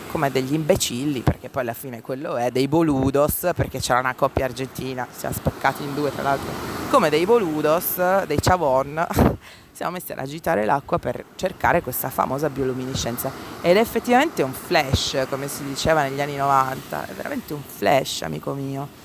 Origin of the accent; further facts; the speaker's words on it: Cologne, North Rhine-Westphalia, Germany; accent: Cologne; lo dirò con il mio accento di eh, Colonia, come hai sentito.